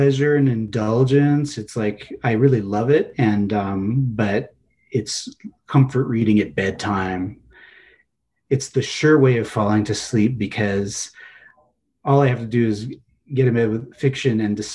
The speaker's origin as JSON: {"language": "English", "town": "Los Angeles", "region": "California", "country": "United States", "tie": "born or raised there", "also_born_or_lived": "East Coast, United States", "said": "Mostly Southern California. I was born in the East Coast."}